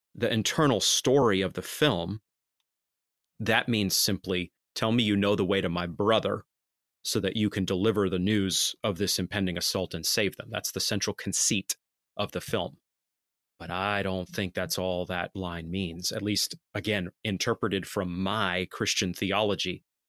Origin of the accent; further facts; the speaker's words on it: Maine, United States; I'm from Maine.